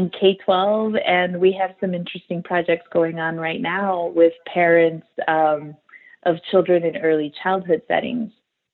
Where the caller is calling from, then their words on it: Chicago, Illinois, United States; I'm calling in from the Chicago area. So I'm calling in live from the Chicago area.